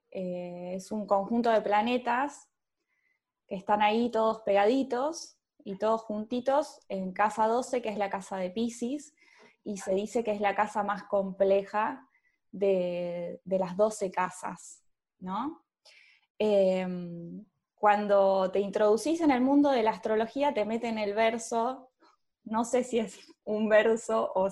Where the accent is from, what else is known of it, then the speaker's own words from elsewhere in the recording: Córdoba, Argentina; born there; Nací en Córdoba, pero viví en muchos lugares.